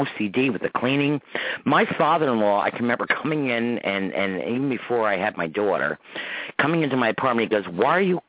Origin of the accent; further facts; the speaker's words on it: Croton, United States; growing up in Croton back in the 50s and 60s